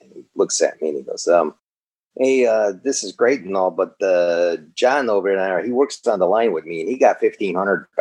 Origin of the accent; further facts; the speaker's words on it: Chicago, Illinois, United States; moved away as an adult; now in Los Angeles, United States; I'm not from LA. I'm from Chicago